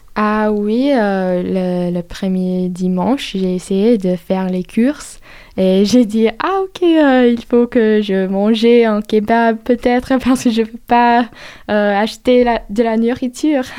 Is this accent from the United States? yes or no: yes; United States; French is a second language; moved away as an adult; now in France; Je suis américaine, je parle anglais